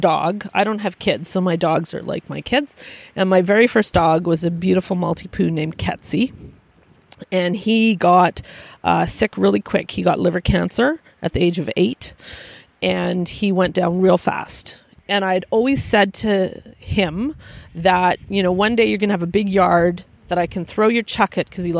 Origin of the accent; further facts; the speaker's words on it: Vancouver, British Columbia, Canada; moved away; I was born and raised in Vancouver